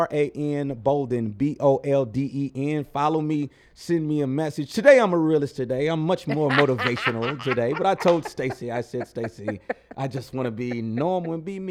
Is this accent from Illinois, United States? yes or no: no; St. Louis, Missouri, United States; I'm like, whoa, we're from St. Louis. You open the door for me? What you want?